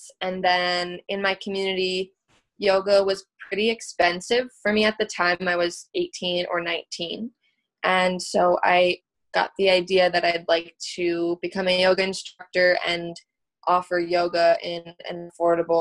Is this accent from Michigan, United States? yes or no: no; upstate New York, United States; So I live in New York State, upstate